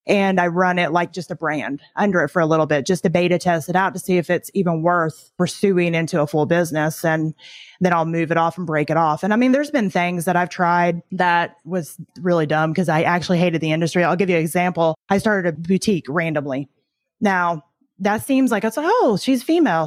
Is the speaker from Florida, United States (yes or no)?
no; Tennessee, United States; I grew up in Tennessee, which is true, but I was only there from the time I was about eight until I graduated